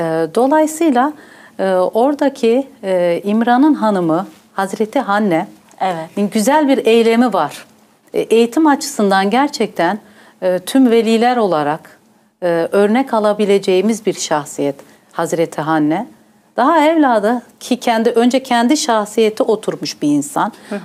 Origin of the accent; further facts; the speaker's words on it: Northern Bavaria, Germany; born or raised there; also born or lived in Gaziantep, Turkey / Hof, Germany